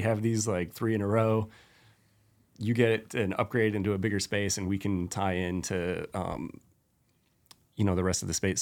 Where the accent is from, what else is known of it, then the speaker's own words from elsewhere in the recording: Spokane, Washington, United States; at eighteen, I was like, "I'm leaving Spokane and I'm never gonna live there again